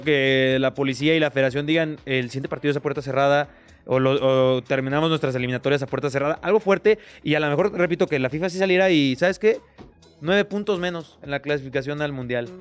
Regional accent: Mexico; yo soy mexicano

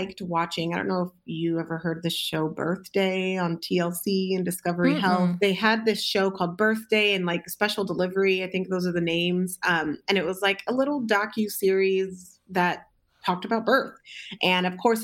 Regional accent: Southern California, United States; moved away as an adult; also born or lived in Alaska; now in Detroit, United States; I am originally from Southern California

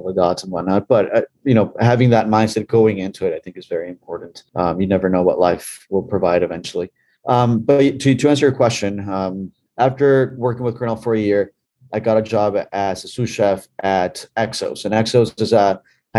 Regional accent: Bolivia; moved away; Growing up in Bolivia, in South America

